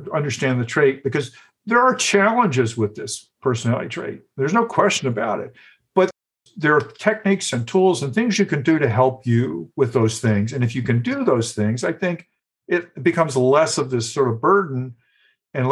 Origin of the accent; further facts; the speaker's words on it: the South, United States; growing up in the South